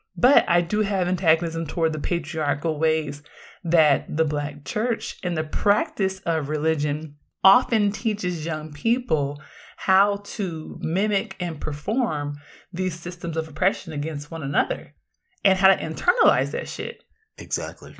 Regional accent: Oakland, California, United States; I grew up in Oakland

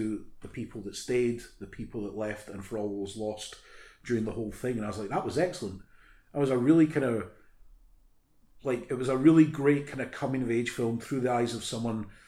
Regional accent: United Kingdom; we're all British

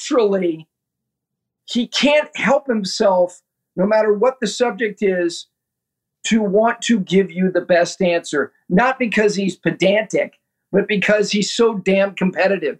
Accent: Ridgewood, New Jersey, United States; while I and my two sisters were growing up in Ridgewood, New Jersey

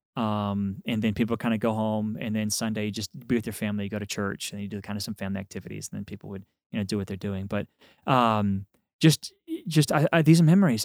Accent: Texas, United States; I'm from Texas

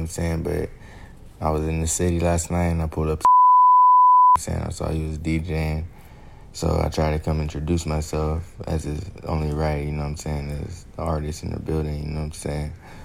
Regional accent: San Diego, California, United States; I'm born and raised San Diego

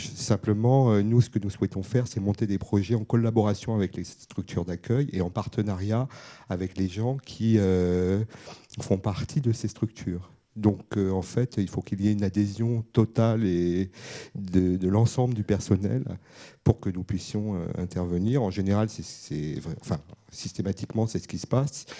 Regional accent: Bobigny, Île-de-France, France; je venais de Bobigny

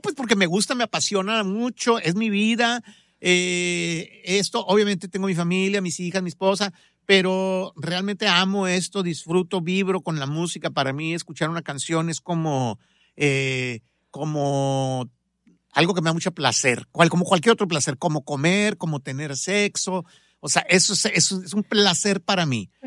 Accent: Monterrey, Nuevo León, Mexico; moved away; also born or lived in Guadalajara / Los Angeles; tengo medio corazón tapatío, pero nací en Monterrey, que es mi tierra, ah, de ahí son mis papás. Entonces soy de Monterrey

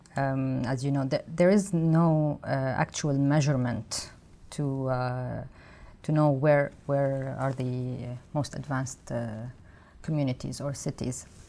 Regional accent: Lebanon; moved away; I come from Lebanon

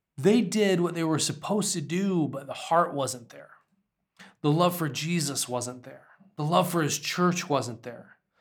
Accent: United States; as an American with a sensitive spirit

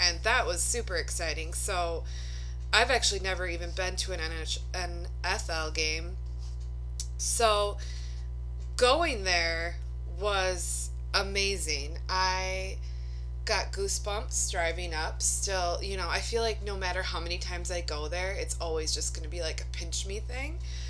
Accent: Minnesota, United States; moved away as an adult; now in Wisconsin, United States; I'm from Minnesota. I moved to Wisconsin. Brad and I did a year ago.

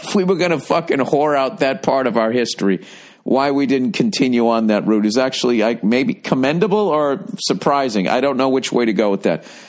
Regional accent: outside of Boston, Massachusetts, United States; growing up outside of Boston

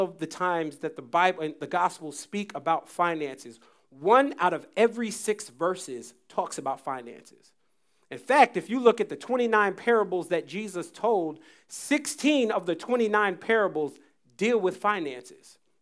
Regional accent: United States; I was from the States

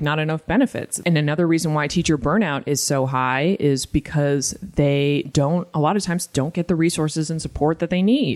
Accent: Massachusetts, United States; I'm trash from Massachusetts

